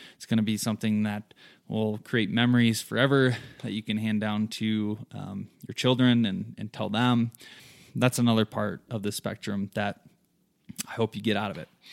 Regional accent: southern Michigan, United States; moved away as an adult; now in Colorado, United States; I'm originally from Michigan. Grew up there in a small town, southern Michigan, lots of farm fields

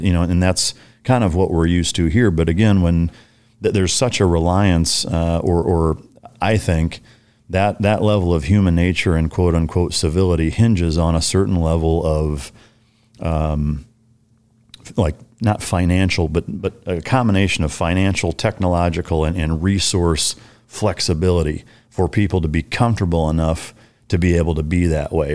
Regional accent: Iowa, United States; moved away; I grew up Lutheran in Iowa

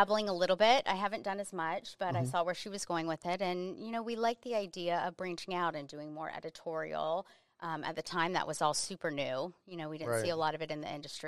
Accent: Central Florida, United States; also born or lived in Jacksonville; Central Florida. So always Florida

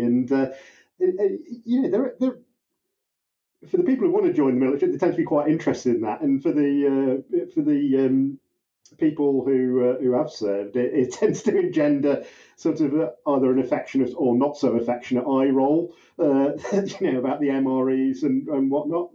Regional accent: United Kingdom; I'm a British cop

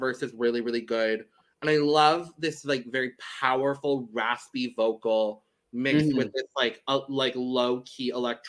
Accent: United States; this is me being an American.

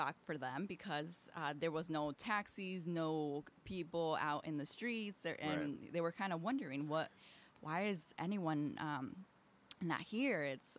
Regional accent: Aurora, Illinois, United States; Born and raised in Aurora in the East Side.

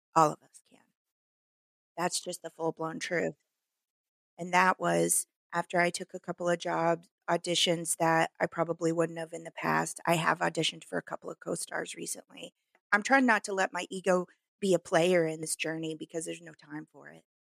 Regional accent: Midwest, United States; accent: hick; now in Los Angeles, United States; because I was raised in the Midwest.

